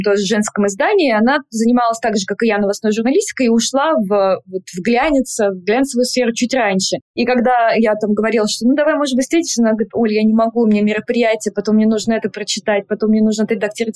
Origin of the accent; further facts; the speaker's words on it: Volgograd, Volgograd Oblast, Russia; moved away as an adult; now in Moscow, Russia; Я из Волгограда и э, училась в Волгограде